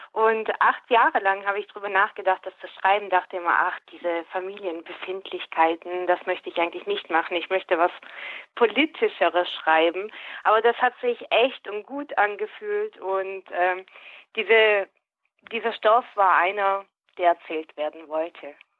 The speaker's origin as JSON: {"language": "German", "town": "Schwäbisch Gmünd", "region": "Baden-Württemberg", "country": "Germany", "tie": "born or raised there", "accent": "Swabian", "first_language": "Swabian", "said": "für mich ist es die Muttersprache"}